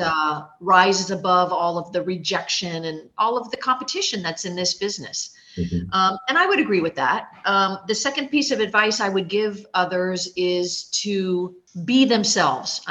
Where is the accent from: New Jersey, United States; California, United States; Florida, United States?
Florida, United States; also born or lived in Germany / New York; I grew up here in Florida. My family has been in in my area of Florida for four generations